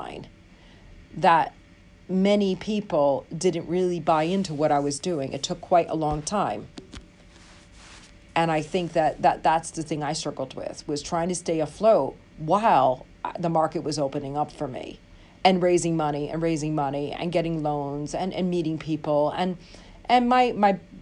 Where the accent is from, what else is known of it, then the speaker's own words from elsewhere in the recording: United States; now in London, United Kingdom; I'm an American living in London.